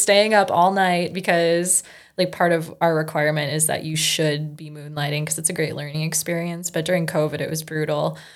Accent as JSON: {"language": "English", "town": "Fergus Falls", "region": "Minnesota", "country": "United States", "tie": "born or raised there", "also_born_or_lived": "Colorado Springs", "said": "I was born and raised here in Fergus Falls"}